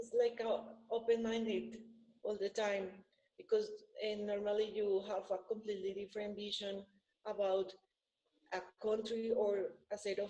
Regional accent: Bogotá, Colombia; English is a second language; I'm from Bogota originally

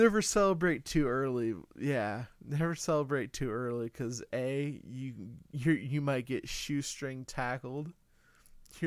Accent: United States; We are American.

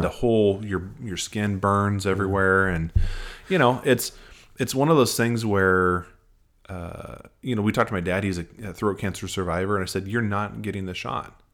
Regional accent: Nebraska, United States; now in Nashville, United States; I'm from Nebraska

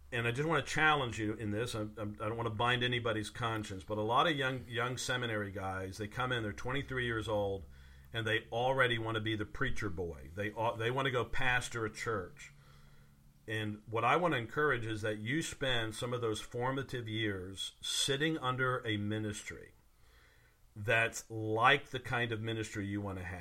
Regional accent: the South, United States; also born or lived in Virginia; growing up in the South

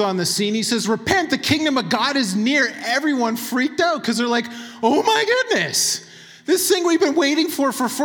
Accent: Manitoba, Canada; I'm from Manitoba

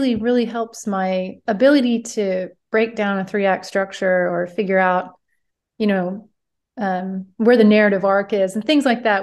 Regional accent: Oklahoma, United States; moved away as an adult; also born or lived in Chicago; I'm from Oklahoma. I moved to Chicago out of college

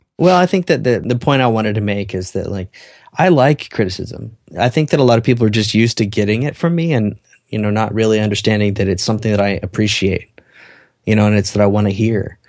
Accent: Salt Lake City, Utah, United States; my hometown

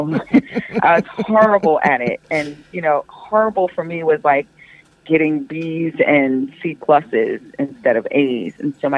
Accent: Long Island, New York, United States; I grew up in Long Island, New York

